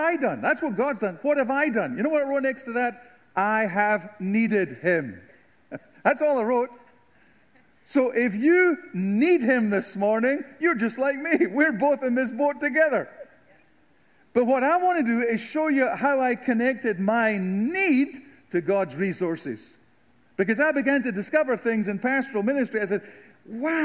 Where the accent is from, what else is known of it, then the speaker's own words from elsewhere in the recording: southern Scotland, United Kingdom; moved away as an adult; now in United States; I am from the Deep South of Scotland